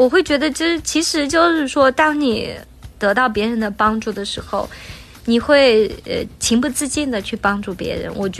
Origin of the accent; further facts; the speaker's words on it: Beijing, China; 可能他从巴黎来，他从伦敦来，我从北京来，有的从台湾来，然后这样一起去旅行